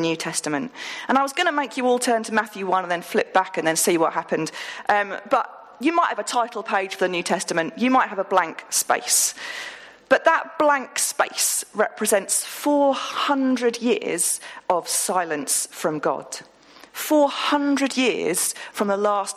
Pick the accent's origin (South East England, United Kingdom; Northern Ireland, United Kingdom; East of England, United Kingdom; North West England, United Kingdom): East of England, United Kingdom; Woolpit; I grew up in Woolpit, and I went to school in Stow Upland.